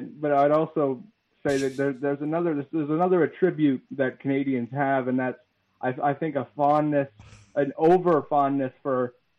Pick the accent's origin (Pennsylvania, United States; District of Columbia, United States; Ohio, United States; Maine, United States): Maine, United States; Portland; I'm from a Portland near you.